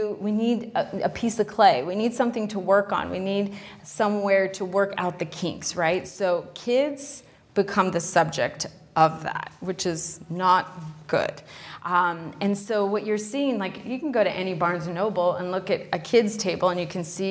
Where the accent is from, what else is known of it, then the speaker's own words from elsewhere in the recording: Arizona, United States; now in New York City, United States; I'm from Arizona originally, and my uncle worked the grounds at the biosphere.